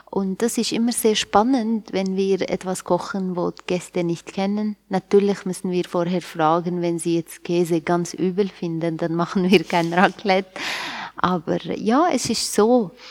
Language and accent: German; Aleppo, Aleppo Governorate, Syria; moved away as an adult; now in Switzerland; Ich komme ursprünglich aus Aleppo. Jetzt ist Aleppo bekannt. Hm. Man muss nicht so viel erklären. Bin dort geboren und aufgewachsen und äh, mit 19 Jahren alt bin ich hierher gekommen und jetzt bin ich da schon seit 20 Jahren.